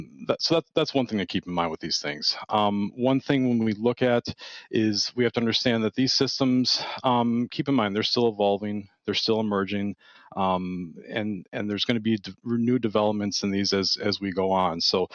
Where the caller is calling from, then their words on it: Milwaukee, Wisconsin, United States; Yeah, so I'm out of the Milwaukee, Wisconsin area.